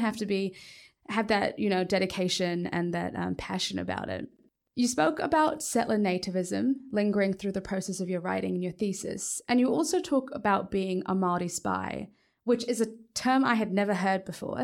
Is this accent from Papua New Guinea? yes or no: yes; Papua New Guinea